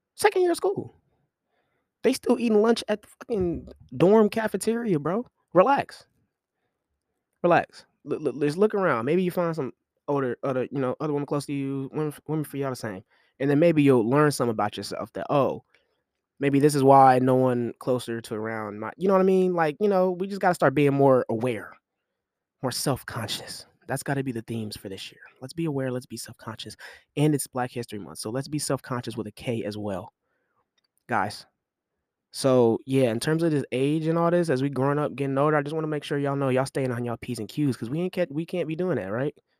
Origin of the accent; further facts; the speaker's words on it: Kansas City, United States; I'm from Super Bowl City, you feel me, K C.